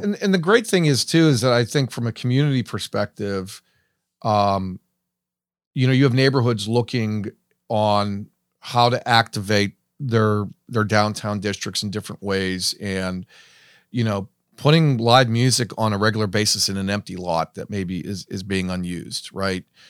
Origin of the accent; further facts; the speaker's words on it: hometown near Pittsburgh, Pennsylvania, United States; growing up and hearing all these wonderful stories about how great my hometown was in its heyday, um, and then coming back after college